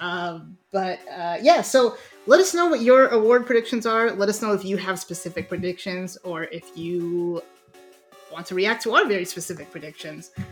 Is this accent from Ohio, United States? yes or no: yes; Ohio, United States; we're from Ohio